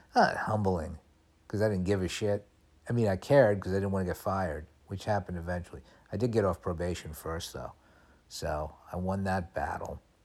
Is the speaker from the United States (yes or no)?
yes; United States; being a kid growing up in America